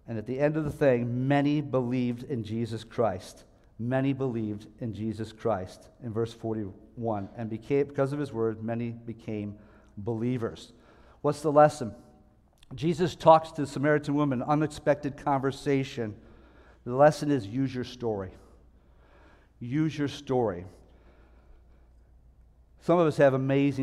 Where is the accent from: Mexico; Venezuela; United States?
United States; Niagara Falls, New York; moved away; also born or lived in Philadelphia; I'm from Niagara Falls, New York, and I haven't been back for a while